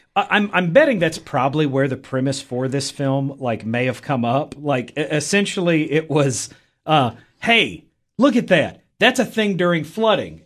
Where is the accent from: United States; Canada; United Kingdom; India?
United States; Middle Tennessee; I am from Middle Tennessee